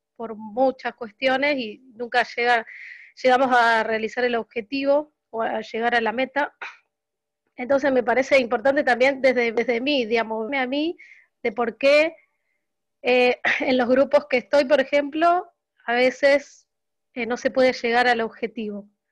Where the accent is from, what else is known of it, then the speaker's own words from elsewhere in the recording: Rosario, Santa Fe, Argentina; de Rosario, Santa Fe, Argentina